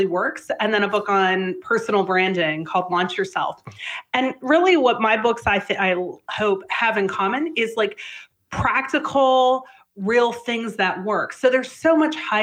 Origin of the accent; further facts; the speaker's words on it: Canada; I'm Canadian